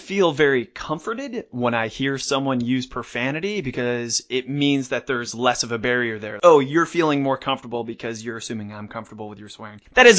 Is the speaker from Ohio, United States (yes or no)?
yes; Cleveland, Ohio, United States; I'm from Cleveland